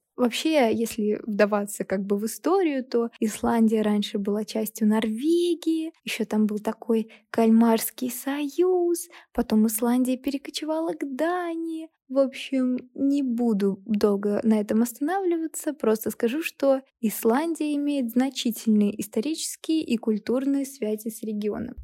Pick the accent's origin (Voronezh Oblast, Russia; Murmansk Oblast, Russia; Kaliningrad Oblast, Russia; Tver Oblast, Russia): Kaliningrad Oblast, Russia; Kaliningrad; moved away as an adult; now in Moscow, Russia; Я родилась и выросла в Калининграде